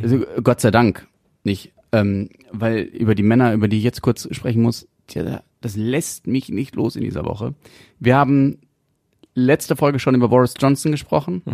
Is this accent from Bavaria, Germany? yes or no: no; North Rhine-Westphalia, Germany; bei uns in NRW